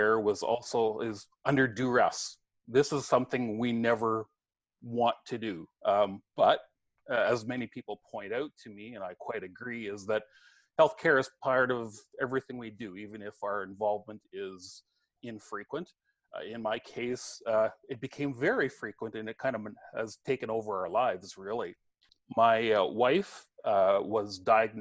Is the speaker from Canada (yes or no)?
yes; just north of Brandon, southwestern Manitoba, Canada; I grew up in southwestern Manitoba, just north of Brandon